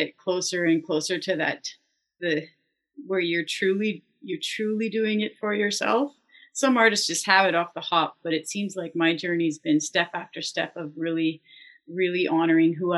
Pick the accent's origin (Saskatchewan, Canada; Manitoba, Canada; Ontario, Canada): Ontario, Canada; Lively; I grew up in Lively.